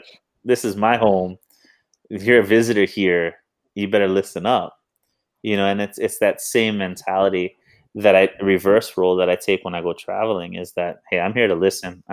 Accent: Hawaii, United States; I'm a proud Hawaiian and I'm a proud American

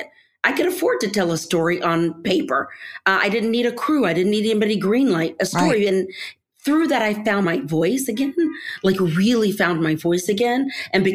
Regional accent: Texas, United States; the kind of oral storytelling I grew up with folks in Texas

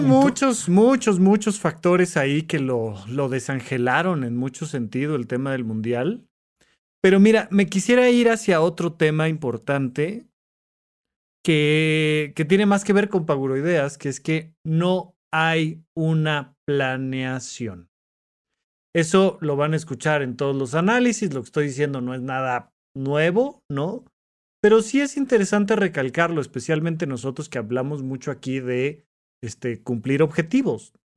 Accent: Mexico; como mexicanos

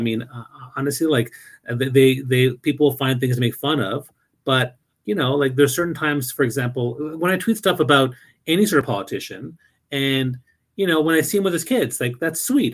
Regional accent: New Brunswick, Canada; moved away; also born or lived in Toronto; I never really experienced that much racism uh, growing up in New Brunswick

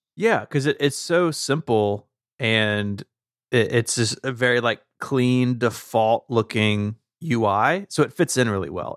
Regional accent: the South, United States; as a Southerner

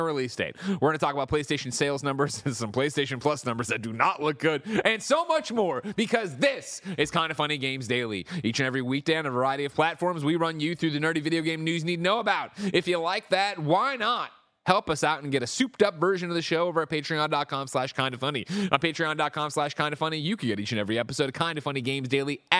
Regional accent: Midwest, United States; I grew up in the Midwest.

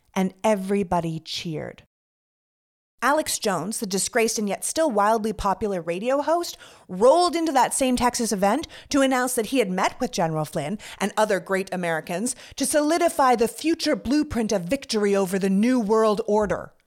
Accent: Toronto, Ontario, Canada; moved away as an adult; also born or lived in Montreal / New York; now in United States; I was born and raised in Canada. I'm from Toronto

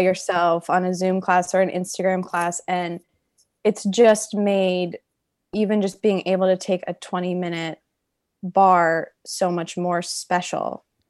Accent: Pennsylvania, United States; moved away; my hometown in Pennsylvania

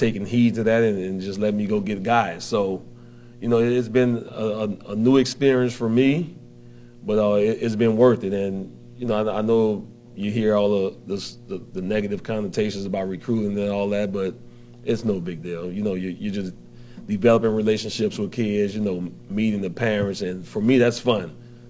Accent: New Orleans, Louisiana, United States; moved away; I'm originally from New Orleans

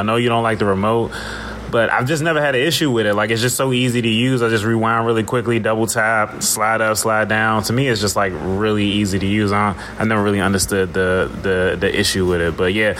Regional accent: Washington, District of Columbia, United States; I'm … from Washington, D.C.

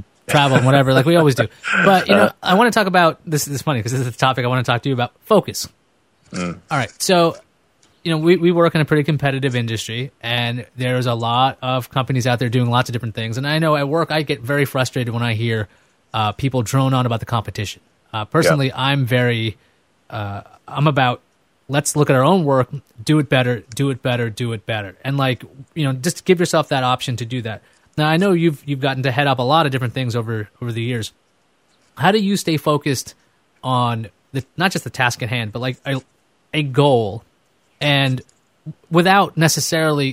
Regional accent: New York City, New York, United States; also born or lived in Boston; I'm a guy from Queens

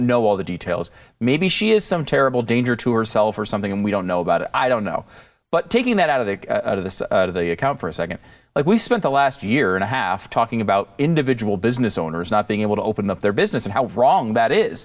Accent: Connecticut, United States; moved away as an adult; also born or lived in Florida / Pennsylvania; now in Texas, United States; I grew up in Connecticut.

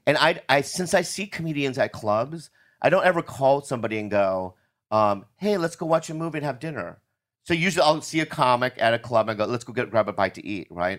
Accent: United States; I'm American

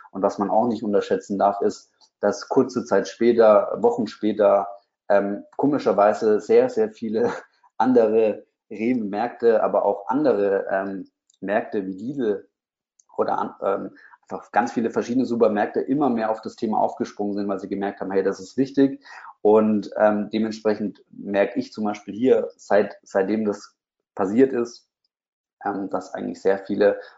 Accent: Bamberg, Bavaria, Germany; Ich habe damals ein Online-Magazin gehabt, ähm, was für meine Heimatstadt war.

